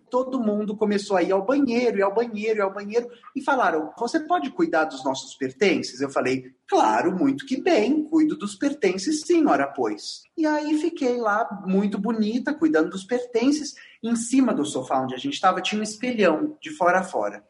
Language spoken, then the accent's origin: Portuguese; Rio de Janeiro, Brazil; accent: carioca; Como vocês já devem ter visto pelo meu sotaque, eu sou carioca